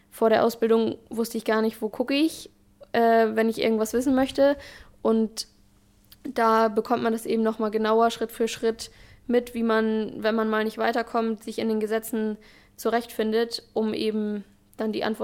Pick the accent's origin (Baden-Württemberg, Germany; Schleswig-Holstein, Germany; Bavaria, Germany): Schleswig-Holstein, Germany; Albersdorf; ich komme aus Albersdorf, also wohne auch äh, in Dithmarschen